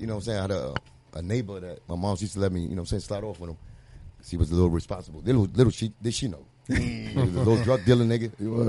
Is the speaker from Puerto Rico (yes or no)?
yes; Puerto Rico; now in United States; It was just that mentality of mine, like coming into to really America, because I came from Puerto Rico. This was America, you know what I'm saying?